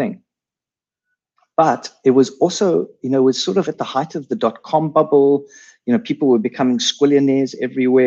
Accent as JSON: {"language": "English", "country": "South Africa", "accent": "South African", "said": "all with South African accents. We spoke Afrikaans, all of us."}